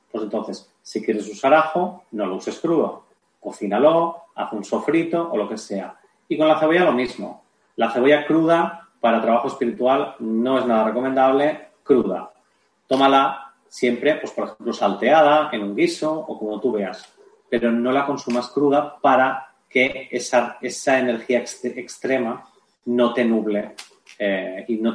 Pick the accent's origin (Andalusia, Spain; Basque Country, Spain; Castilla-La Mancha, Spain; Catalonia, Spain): Catalonia, Spain; Barcelona; yo soy de Barcelona, eh, hay tres o cuatro tiendas donde, se puede vender